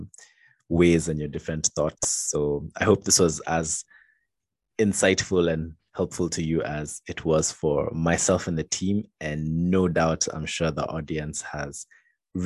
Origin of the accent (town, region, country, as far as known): Kenya